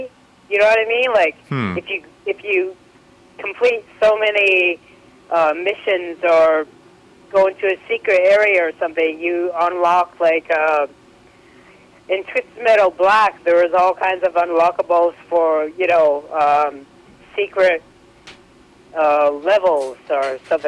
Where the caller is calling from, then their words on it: British Columbia, Canada; I'm calling from British Columbia, Canada.